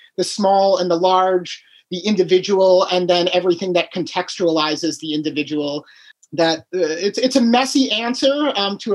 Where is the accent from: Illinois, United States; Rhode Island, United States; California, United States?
Illinois, United States; Chicago; also born or lived in Key West / Alaska; now in Michigan, United States; I grew up in Chicago, but I lived in Key West